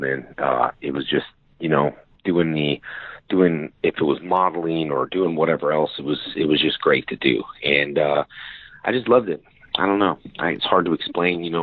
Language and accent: English; West Covina, California, United States; born or raised there